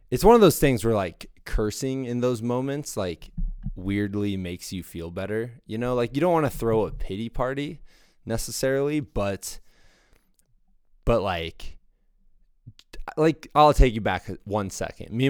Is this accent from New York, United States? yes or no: no; Los Angeles, California, United States; Not many mullets growing up in Los Angeles.